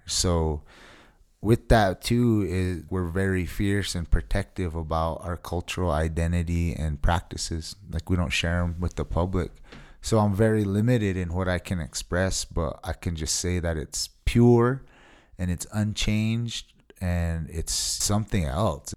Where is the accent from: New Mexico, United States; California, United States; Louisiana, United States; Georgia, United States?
New Mexico, United States; Taos Pueblo; I hail from Taos Pueblo, New Mexico. And I've grown up here my whole life